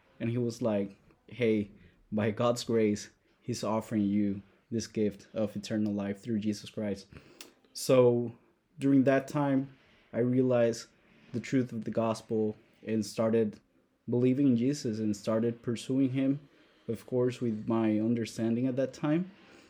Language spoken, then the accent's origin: English; Puerto Rico; born or raised there; moved away; also born or lived in Madison, Wisconsin